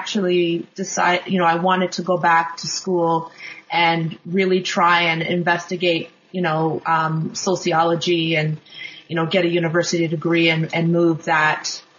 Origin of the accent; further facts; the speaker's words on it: Kingston, Ontario, Canada; I grew up in Kingston, Ontario, which is about 3 hours, it's a 3-hour drive east of Toronto, Ontario, and also grew up actually outside on the outskirts of Kingston, so I grew up in a very rural area. I lived there till I was 18.